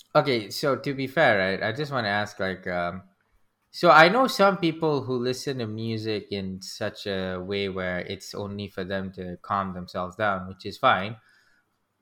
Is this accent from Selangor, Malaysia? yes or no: yes; Selayang, Selangor, Malaysia; we're just like from Selayang